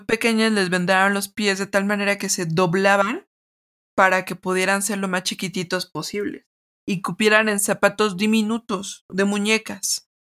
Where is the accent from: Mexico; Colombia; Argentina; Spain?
Mexico; yo como mexicana